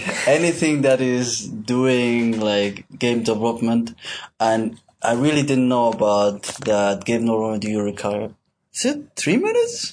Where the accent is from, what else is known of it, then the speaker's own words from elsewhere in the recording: Switzerland; now in Malaysia; I'm from Switzerland